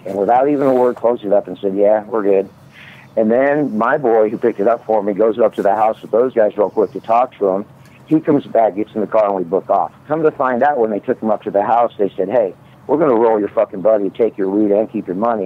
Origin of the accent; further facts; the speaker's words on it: Midwest, United States; I grew up in the Midwest